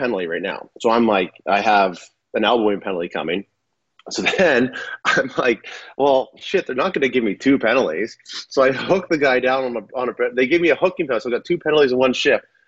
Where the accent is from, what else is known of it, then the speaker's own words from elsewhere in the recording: Saskatchewan, Canada; moved away as an adult; growing up in Saskatchewan